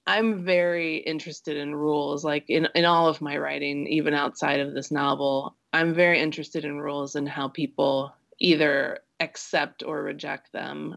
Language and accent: English; Midwest, United States; I grew up in the Midwest